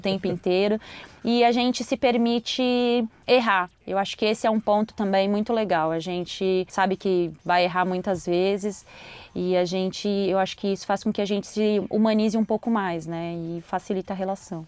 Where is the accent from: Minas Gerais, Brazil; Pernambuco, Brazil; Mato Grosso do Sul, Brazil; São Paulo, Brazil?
São Paulo, Brazil; moved away as an adult; now in Rio de Janeiro, Brazil; eu tô morando no Rio de Janeiro, é, eu sou paulistana, faz menos de um ano que eu moro no Rio